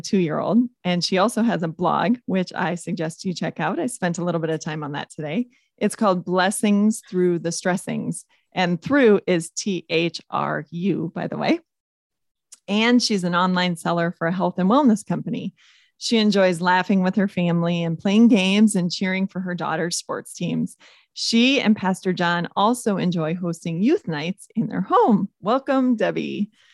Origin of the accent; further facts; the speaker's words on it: Minnesota, United States; my home state of Minnesota